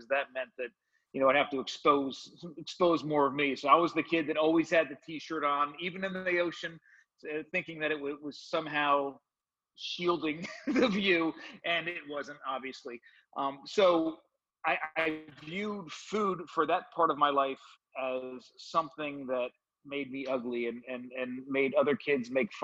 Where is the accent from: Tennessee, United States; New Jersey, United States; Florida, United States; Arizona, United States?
New Jersey, United States; suburb of New York City; I grew up in New Jersey in a suburb of New York City